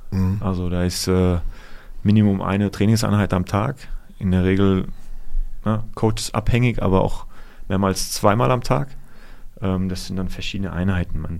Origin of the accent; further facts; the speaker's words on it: Offenbach, Hesse, Germany; Also wie gesagt, ich komme hier aus der Gegend, ich komme aus Offenbach.